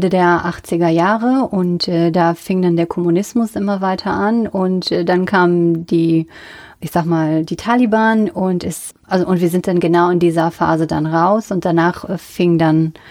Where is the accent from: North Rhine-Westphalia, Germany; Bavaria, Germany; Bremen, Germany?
North Rhine-Westphalia, Germany; Aus dem Siegerland.